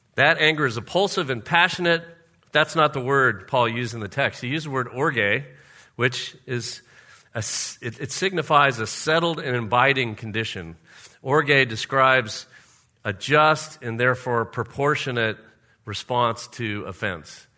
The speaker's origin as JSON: {"language": "English", "region": "Florida", "country": "United States", "tie": "born or raised there", "said": "we used to have a pool in our backyard when I grew up in Florida"}